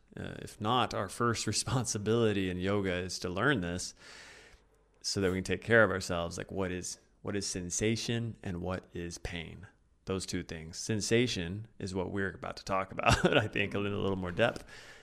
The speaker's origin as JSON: {"language": "English", "region": "Oklahoma", "country": "United States", "said": "I'm from Oklahoma"}